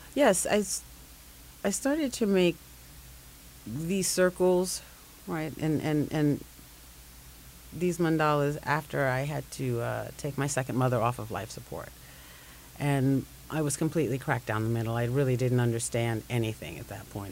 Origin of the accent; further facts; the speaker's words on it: Jamaica; now in Brooklyn, United States; I'm Jamaican born, Brooklyn based